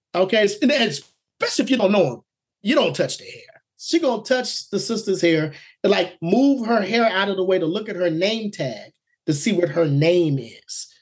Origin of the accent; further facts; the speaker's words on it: Oklahoma, United States; I was born in Oklahoma